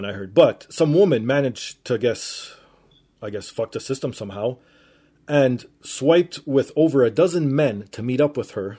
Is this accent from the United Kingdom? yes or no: no; Canada; I'm Canadian.